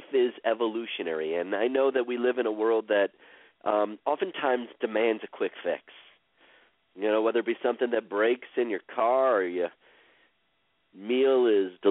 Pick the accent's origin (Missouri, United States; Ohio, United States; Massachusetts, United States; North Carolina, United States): Ohio, United States; Cleveland; I was born in Cleveland, Ohio, on April 24th, 1968